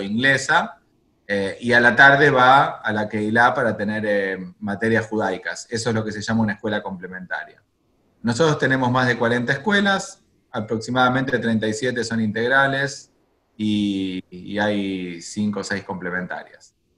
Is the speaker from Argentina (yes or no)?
yes; Argentina; moved away as an adult; also born or lived in Jerusalem, Israel / Santiago, Chile / Buenos Aires, Argentina; no volví a la Argentina, de donde, donde yo nací